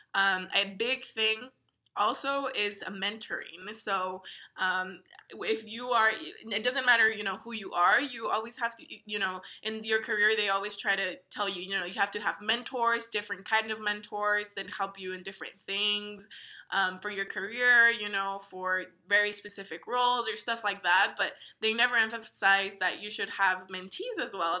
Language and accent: English; El Paso, Texas, United States; moved away as an adult; also born or lived in Missouri; growing up in El Paso and never really leaving